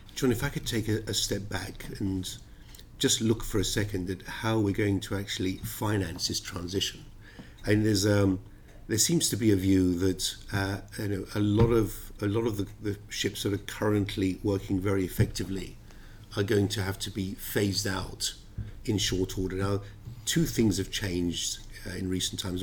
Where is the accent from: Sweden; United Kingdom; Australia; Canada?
United Kingdom; London; also born or lived in Cyprus; I was born in Cyprus, uh, I've always been a Londoner, and uh, the United Kingdom is very much my home